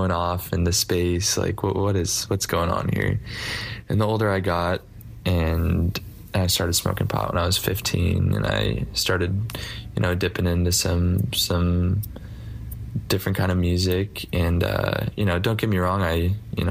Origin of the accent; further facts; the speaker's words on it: Tualatin, Oregon, United States; moved away as an adult; now in Israel; I'm from Tualatin, Oregon